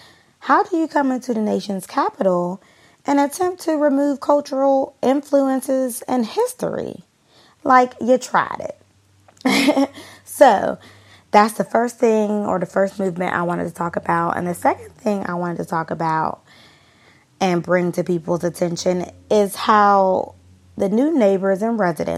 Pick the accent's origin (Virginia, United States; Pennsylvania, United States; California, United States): Pennsylvania, United States; Pittsburgh; moved away as an adult; now in Washington, DC, United States; I currently reside in the district, but I am originally from Pittsburgh, Pennsylvania. I grew up and went to high school in Pittsburgh, graduated high school, came to DC, went to college, Howard University